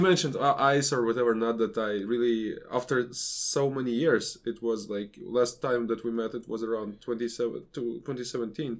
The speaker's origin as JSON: {"language": "English", "town": "Riga", "country": "Latvia", "tie": "born or raised there", "said": "my hometown of Riga"}